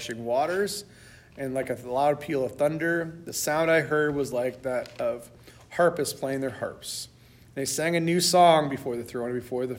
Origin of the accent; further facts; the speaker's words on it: United States; as American Christians